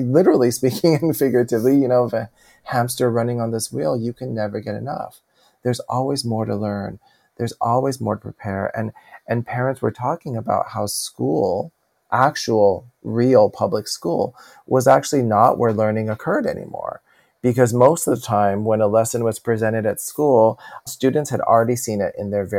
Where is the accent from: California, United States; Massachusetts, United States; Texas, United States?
California, United States; And I'm from California. And so as much as the rest of the country experiences that, us in California, it is en vogue for sure to have a therapist or two that you have seen.